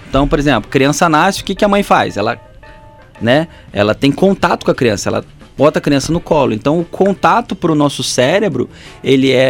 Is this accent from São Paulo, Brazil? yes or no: no; Volta Redonda, Rio de Janeiro, Brazil; now in Porto Real, Brazil; Estou aqui em Ponto Real, sou de Volta Redonda, ….